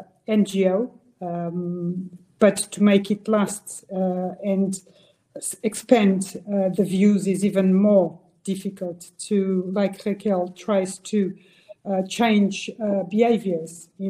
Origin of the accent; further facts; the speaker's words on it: Angola; now in Portugal; I was born in Angola near the ocean.